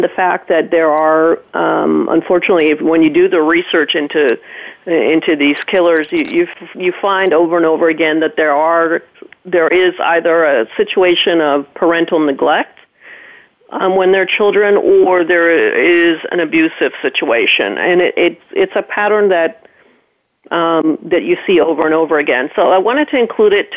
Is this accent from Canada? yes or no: no; Jamaica; moved away; growing up in Jamaica, just, you know, it's an absolutely beautiful island, and I loved it.